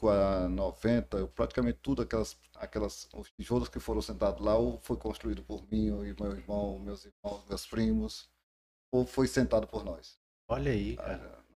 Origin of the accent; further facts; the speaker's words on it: Piauí, Brazil; now in Tocantins, Brazil; E somos do, do Piauí